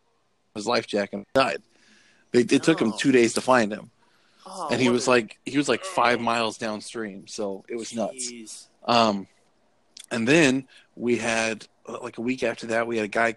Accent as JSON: {"language": "English", "town": "Fort Dodge", "region": "Iowa", "country": "United States", "said": "Fort Dodge is the sixth largest city in Iowa, and we only have 25,000 people."}